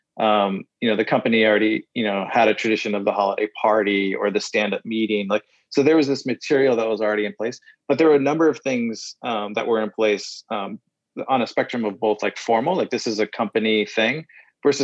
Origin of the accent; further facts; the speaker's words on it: Midwest, United States; so I grew up in the Midwest